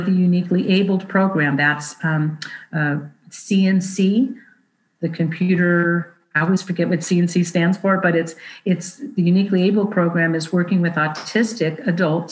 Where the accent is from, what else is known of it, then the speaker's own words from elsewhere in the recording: Bay Area, California, United States; now in North State, California, United States; I grew up in the Bay Area, but now I live in the North State.